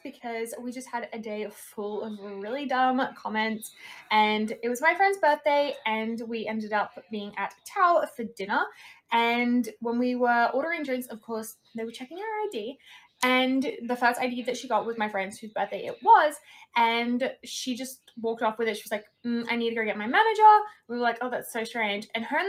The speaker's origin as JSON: {"language": "English", "country": "Australia", "said": "And it's from Australia. So of course, there's no Queensland in America. We're Australian."}